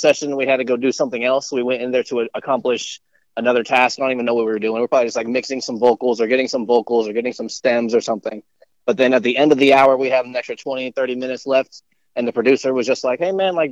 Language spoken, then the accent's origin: English; Texas, United States; also born or lived in Anaheim, California; I was born in California and then I moved over to Texas around when I was like probably 7 or so years old